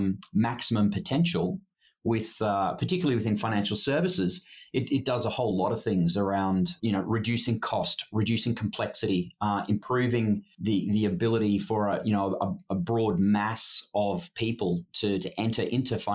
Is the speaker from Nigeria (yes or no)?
no; Australia; moved away as an adult; also born or lived in Sydney / Hong Kong; now in Singapore; I'm Australian by background